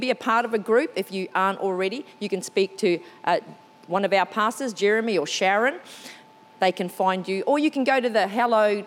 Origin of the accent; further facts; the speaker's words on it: New Zealand; first language English; moved away; I'm originally from New Zealand